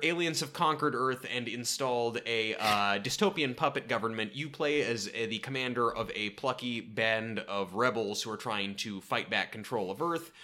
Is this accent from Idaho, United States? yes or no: no; Portland, Oregon, United States; born or raised there